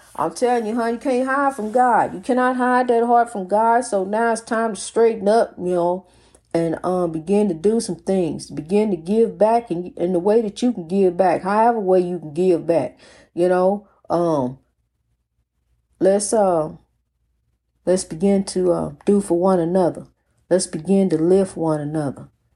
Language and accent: English; East St. Louis, Illinois, United States; In my hometown of the beloved East Saint Louis